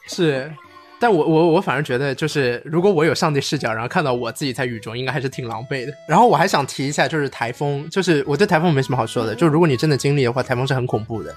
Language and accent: Chinese; Shanghai, China; 我们上海人，南方孩子还是会觉得